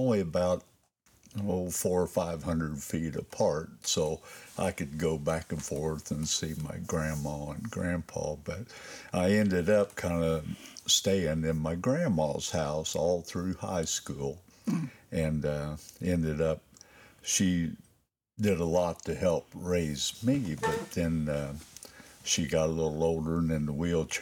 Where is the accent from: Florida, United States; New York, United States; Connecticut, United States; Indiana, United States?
Indiana, United States; Lawrenceburg; I was born in Lawrenceburg, Indiana, Durbin County Hospital